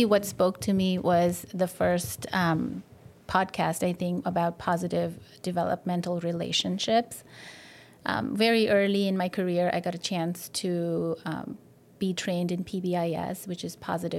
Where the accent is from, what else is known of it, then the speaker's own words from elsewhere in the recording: India; moved away as an adult; also born or lived in Japan / Texas; now in Bay Area, United States; I grew up in India